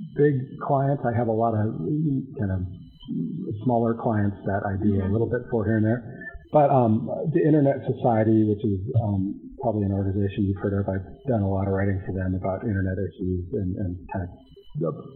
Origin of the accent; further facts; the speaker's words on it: North Dakota, United States; moved away; also born or lived in Washington, D.C. / Minnesota; I'm from North Dakota originally